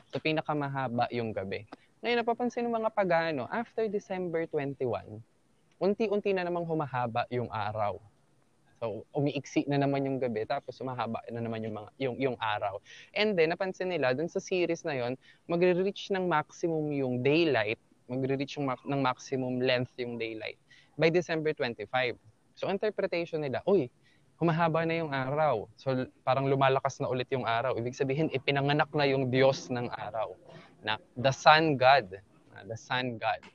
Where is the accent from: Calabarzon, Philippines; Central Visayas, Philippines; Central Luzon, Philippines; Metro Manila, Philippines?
Central Luzon, Philippines; also born or lived in Pampanga; Sa amin dito sa Bataan